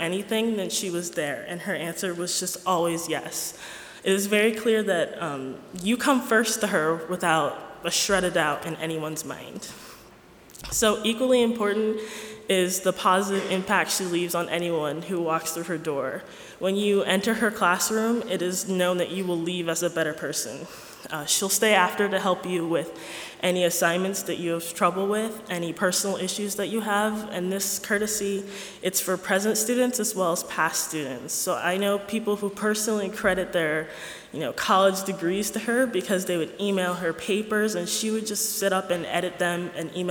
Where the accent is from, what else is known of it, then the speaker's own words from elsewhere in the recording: Chambersburg, Pennsylvania, United States; I come from Chambersburg, PA.